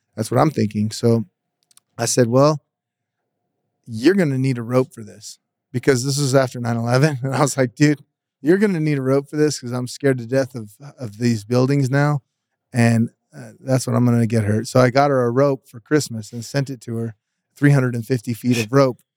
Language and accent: English; Las Vegas, Nevada, United States; And I'm from Vegas. I'm born here.